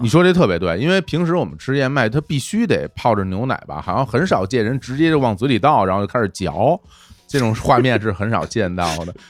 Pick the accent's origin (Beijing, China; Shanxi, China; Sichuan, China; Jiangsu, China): Beijing, China; 我小的时候就住在北京的京郊嘛，北边儿